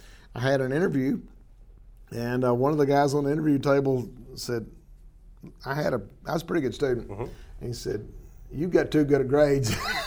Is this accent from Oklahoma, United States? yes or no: yes; Hollis, Oklahoma, United States; also born or lived in Texas; But I'm from Hollis, Oklahoma, which is just across the state line.